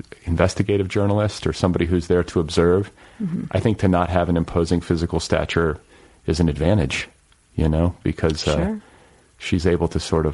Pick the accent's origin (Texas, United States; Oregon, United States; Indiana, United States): Indiana, United States; moved away as an adult; also born or lived in Colorado; now in Los Angeles, United States; when I first moved to Colorado years ago, I was from Indiana at that point